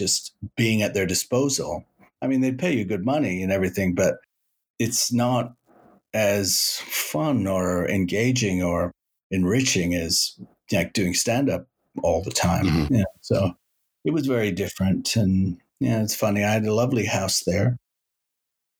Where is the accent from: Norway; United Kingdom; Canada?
Canada; Toronto, Ontario; also born or lived in Los Angeles, United States; I come from Toronto where you walk places